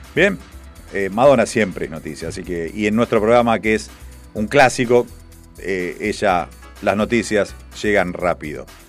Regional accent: Argentina; en Argentina tenemos varias cosas

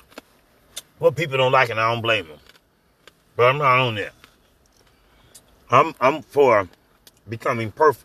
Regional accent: Clearwater, Florida, United States; Y'all, we from Florida. Just in case y'all didn't know that. We from Tampa. You gonna see Tampa on the map. But we are from Clearwater.

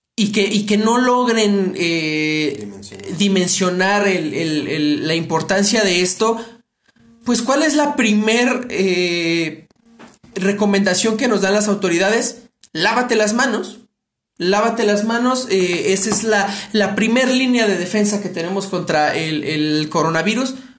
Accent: Mexico City, Mexico; somos de la Ciudad de México

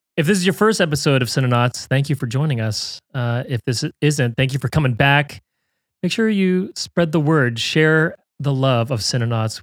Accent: United States; being the American here

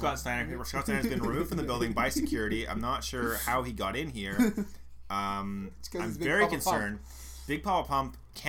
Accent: Northern Ontario, Canada; Stack Brewing in, well, not exactly my hometown, but one of the closest cities to my hometown, by which I mean 2.5 hours away.

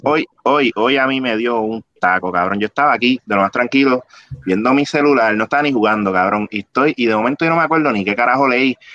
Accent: Bayamón, Puerto Rico; yo soy de Bayamón

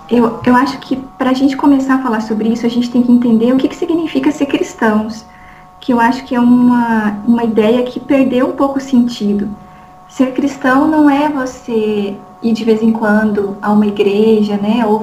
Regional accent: Paraná, Brazil; moved away as an adult; now in Belo Horizonte, Brazil; eu sou paranaense, é, estou Opa. morando há muito tempo, já até perdi as contas, é, deve ter dado uns 13 anos em Belo Horizonte, então eu sou quase mineira

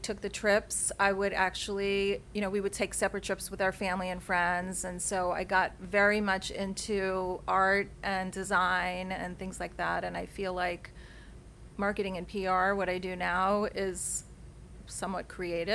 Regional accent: New York City, New York, United States; I grew up in New York City in a little tiny place actually in the Bronx

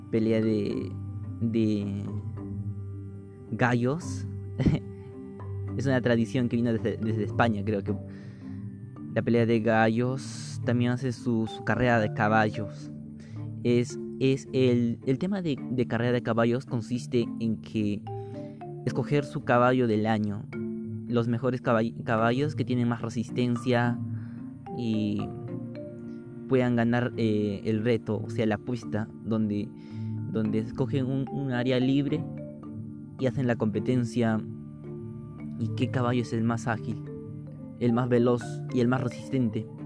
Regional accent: Peru; hace sentir una, tradición muy importante y maravilloso a cada uno de nosotros, de las personas que somos peruanos.

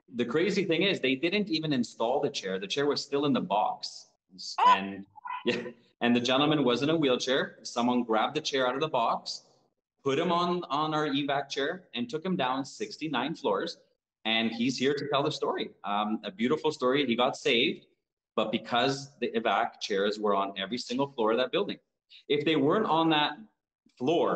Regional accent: Toronto, Ontario, Canada; I was born in Toronto, but my parents are from Uruguay in South America

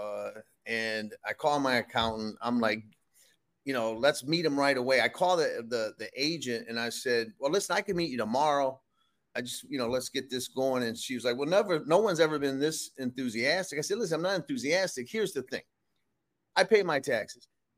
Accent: Detroit, Michigan, United States; now in Rhode Island, United States; I'm from Detroit.

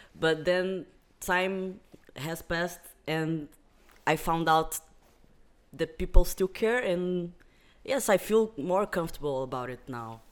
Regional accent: Algarve, Portugal; also born or lived in Brazil; I also came from Algarve, uh, but I am Brazilian. I live in Portugal for seventeen years.

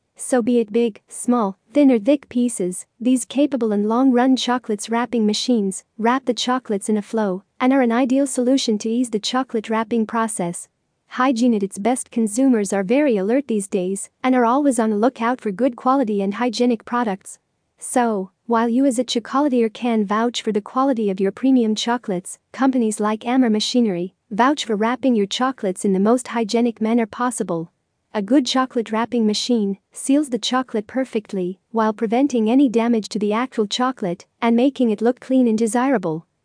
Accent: Lebanon; from Lebanon.

